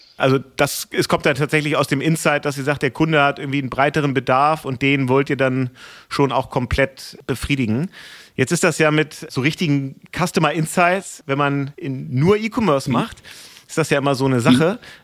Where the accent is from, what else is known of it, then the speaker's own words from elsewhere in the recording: Hamburg, Germany; als Hamburger